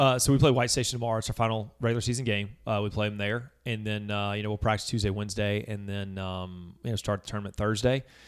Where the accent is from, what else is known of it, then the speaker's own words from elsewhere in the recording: Baton Rouge, Louisiana, United States; moved away as an adult; also born or lived in Mississippi; now in Hernando, United States; I grew up in Baton Rouge, Louisiana